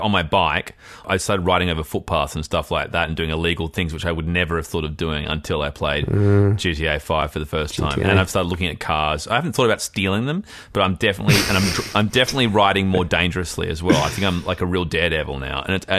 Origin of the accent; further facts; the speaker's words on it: Australia; I found, like a lot of immigrant kids or offspring of immigrants, that sport was the great unifier growing up in Australia.